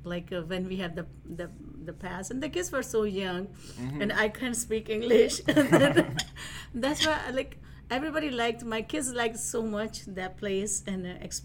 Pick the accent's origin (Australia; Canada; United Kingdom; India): India; now in United States; Because the first time when I was I flew from India to here, and in the Detroit Metro, after my immigration